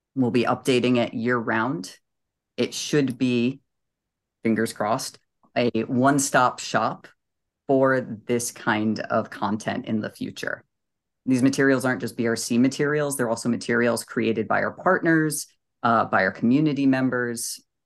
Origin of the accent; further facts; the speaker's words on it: New England, United States; I'm from New England and I speak very quickly.